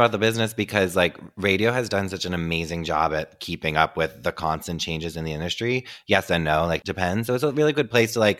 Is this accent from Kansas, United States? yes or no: no; New Jersey, United States; I'm a gay country singer from Jersey.